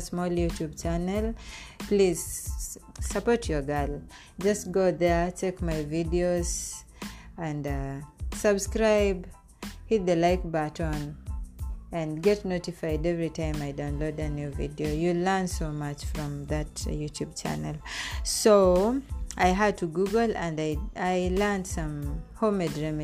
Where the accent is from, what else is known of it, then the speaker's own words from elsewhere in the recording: Kenya; moved away as an adult; also born or lived in Saudi Arabia; I came with him from Kenya